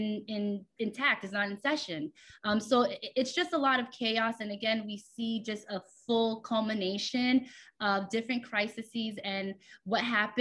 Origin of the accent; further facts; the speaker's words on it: United States; I'm Haitian American. I was born and raised here